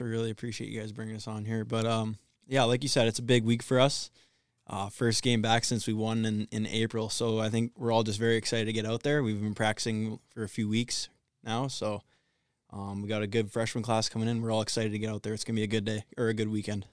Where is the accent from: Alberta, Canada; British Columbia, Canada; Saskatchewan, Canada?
British Columbia, Canada; Vancouver; moved away; also born or lived in Ontario; I'm from Vancouver, Canada, so I'm pretty far away.